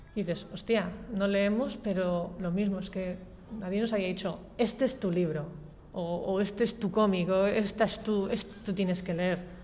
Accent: Valle de Trápaga, Basque Country, Spain; also born or lived in Muskiz / Gallarta / San Sebastián / Portugalete; soy del Valle, del Valle de Trápaga. He vivido en el Valle, en Musquis, en Gallarta, en Donosti

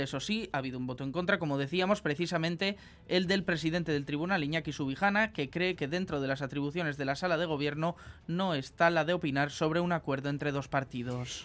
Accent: Basque Country, Spain; como ciudadano vasco

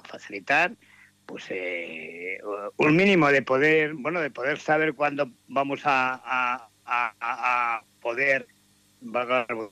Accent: Vitoria-Gasteiz, Basque Country, Spain; tres somos, tres de Vitoria

